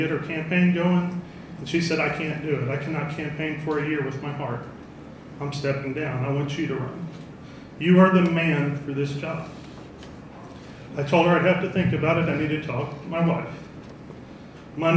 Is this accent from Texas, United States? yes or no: yes; La Grange, Texas, United States; I grew up here in Fayette County.